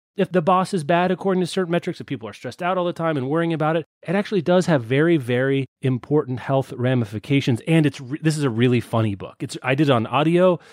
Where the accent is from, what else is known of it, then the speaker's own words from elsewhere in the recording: Lawrence, Kansas, United States; my hometown of Lawrence, Kansas